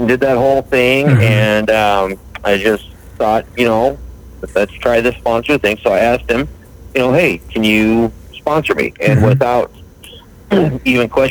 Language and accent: English; Billings, Montana, United States; I am from Billings, Montana